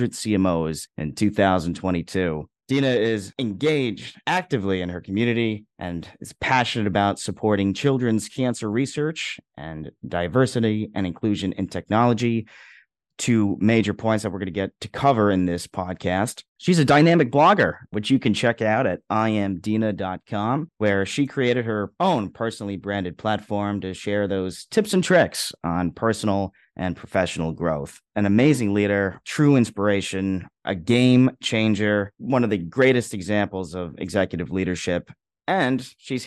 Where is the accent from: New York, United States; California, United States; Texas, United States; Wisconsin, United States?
New York, United States; New York City; I grew up in Flushing